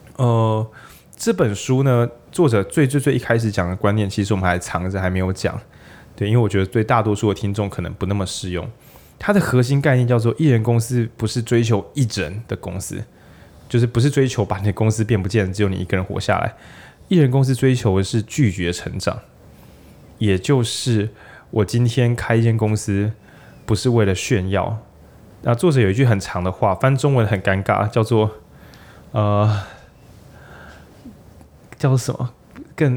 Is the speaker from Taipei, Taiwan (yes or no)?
no; Changhua County, Taiwan; 或者我是彰化人嘛，那种控肉饭那种店